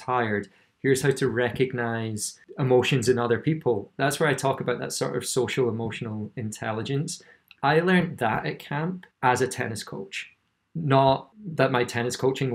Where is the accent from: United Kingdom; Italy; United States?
United Kingdom; Scotland; I grew up in Scotland.